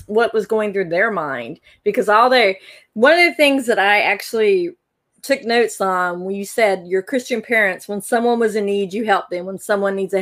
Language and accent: English; the South, United States; people around where I grew up in the South